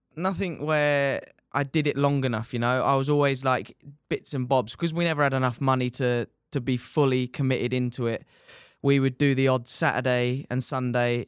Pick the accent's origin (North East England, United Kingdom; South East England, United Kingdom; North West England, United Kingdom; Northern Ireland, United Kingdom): South East England, United Kingdom; Dover; I am from Dover